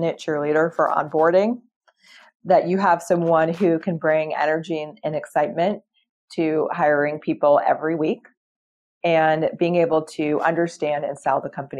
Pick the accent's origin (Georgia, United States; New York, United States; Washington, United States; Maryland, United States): Georgia, United States; Atlanta; I'm from Atlanta